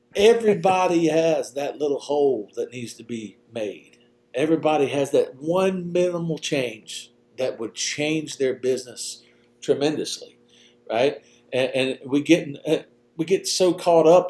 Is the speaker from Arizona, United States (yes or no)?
no; Louisiana, United States; when I was a kid, I grew up in Louisiana